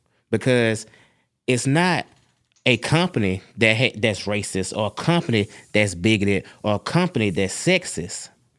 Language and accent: English; Ireland; I'm Irish, and I get a pass if I hide my Irishness because no one can tell.